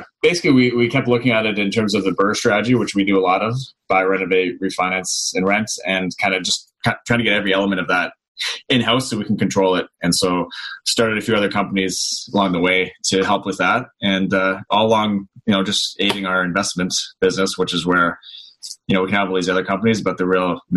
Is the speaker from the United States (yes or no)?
no; Newmarket, Ontario, Canada; also born or lived in Vaughan; now in Hamilton, Canada; Grew up in Newmarket